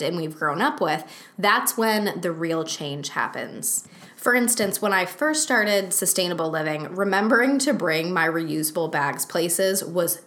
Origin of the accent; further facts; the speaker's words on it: United States; the societal norms that I grew up with here in the United States